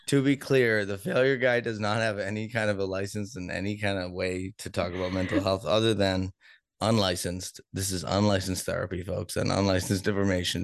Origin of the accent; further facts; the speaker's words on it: Boston, Massachusetts, United States; also born or lived in Denver; now in Kansas City, United States; I'm from Boston, where we're also Democratic